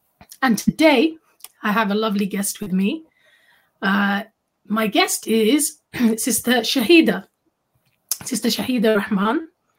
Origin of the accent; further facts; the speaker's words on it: London, United Kingdom; I grew up in the 80s and 90s in London